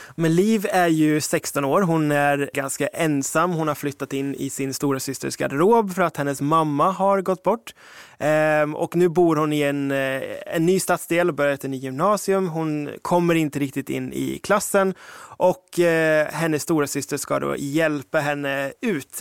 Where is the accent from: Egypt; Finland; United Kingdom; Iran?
United Kingdom; now in Ekerö, Sweden; som britt